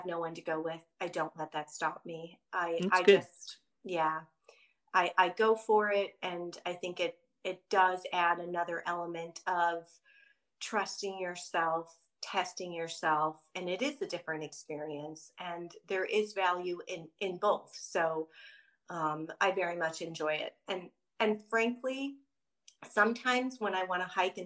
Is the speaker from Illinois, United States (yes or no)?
yes; Chicago, Illinois, United States; moved away as an adult; now in San Diego, United States; I'm a Midwest girl. So Chicago originally until I graduated college. And then I moved to San Diego on a whim